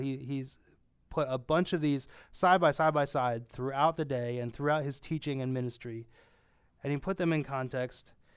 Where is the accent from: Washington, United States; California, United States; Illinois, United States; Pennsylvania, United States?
Pennsylvania, United States; I'm from Pennsylvania